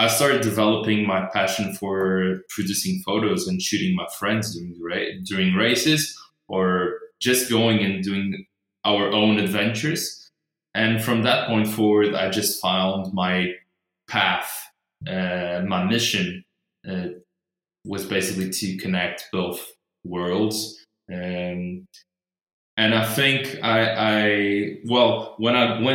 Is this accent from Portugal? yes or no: yes; Madeira, Portugal; also born or lived in Porto; I was born and raised here in Madeira